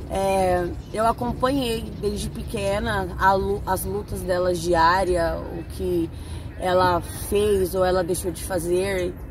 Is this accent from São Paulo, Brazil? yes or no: yes; São Paulo, Brazil; now in São José do Rio Preto, Brazil; moro em São José do Rio Preto hoje, mas sou da capital de São Paulo